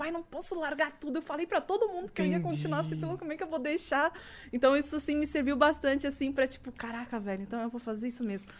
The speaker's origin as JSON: {"language": "Portuguese", "area": "the South", "region": "Rio Grande do Sul", "country": "Brazil", "said": "sou do Sul"}